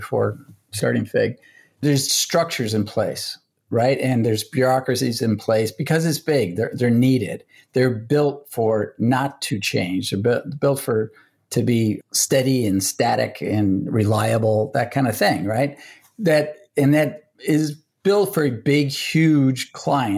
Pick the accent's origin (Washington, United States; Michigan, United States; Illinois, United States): Illinois, United States; Chicago; now in New York, United States; I'm from Chicago originally, so we're going to go back there see family.